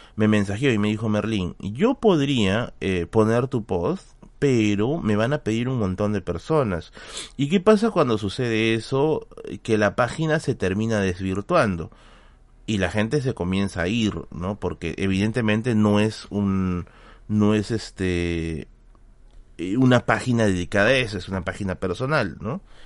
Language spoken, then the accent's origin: Spanish; Tacna, Peru; Sí, soy, de Tacna